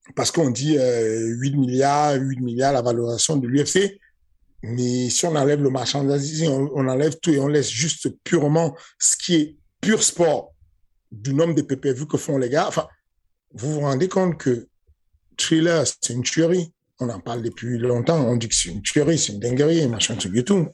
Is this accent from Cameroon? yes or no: yes; Cameroon; J'ai grandi au Cameroun avec lui